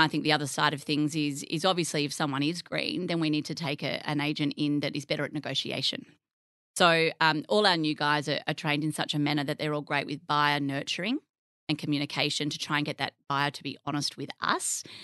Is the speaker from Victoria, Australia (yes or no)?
no; Narrabri, New South Wales, Australia; moved away as an adult; also born or lived in Tamworth / Sydney; I grew up in the country. Um, I'm from Narrabri.